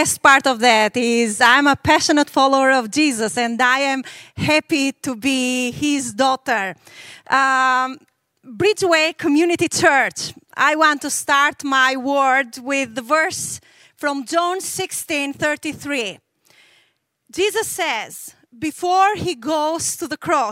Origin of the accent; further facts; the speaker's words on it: Albania; I was raised in Albania, which was the most atheist country in the world.